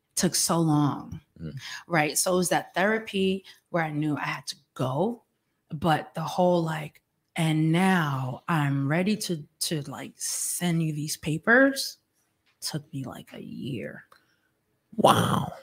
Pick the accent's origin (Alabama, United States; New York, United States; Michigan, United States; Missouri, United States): New York, United States; I'm from New York